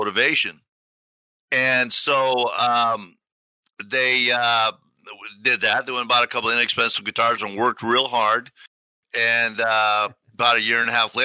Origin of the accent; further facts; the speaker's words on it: Tacoma, Washington, United States; we're from Tacoma. You know, we were born and raised here.